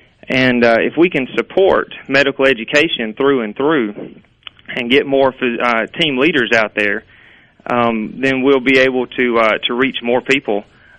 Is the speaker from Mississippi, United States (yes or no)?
yes; Kosciusko, Mississippi, United States; I didn't grow up in Louisville. I grew up in Kosciuszko, but my family's from Louisville.